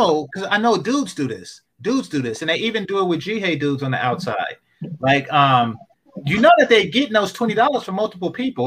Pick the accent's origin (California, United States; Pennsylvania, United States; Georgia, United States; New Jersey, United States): California, United States; I'm from Cali, too.